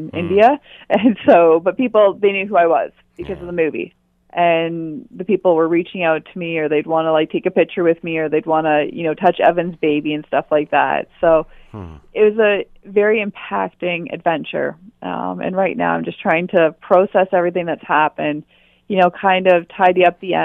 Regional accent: Perth County, Ontario, Canada; I grew up in Perth County

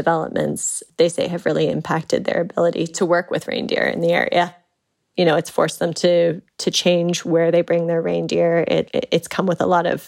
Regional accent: Canada; I'm from Canada. I'm from a city where I'm used to getting a lot of snow and cold weather in the winter

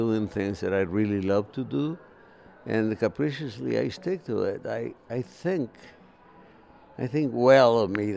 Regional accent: Coalcomán, Michoacán, Mexico; now in Nashville, United States; I was born in the state of Michoacán, in a beautiful little town called Cualcomán

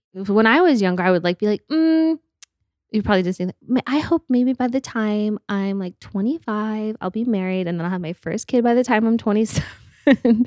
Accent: Park City, Utah, United States; moved away as an adult; also born or lived in Salt Lake City, Utah; now in Los Angeles, United States; grew up in Park City

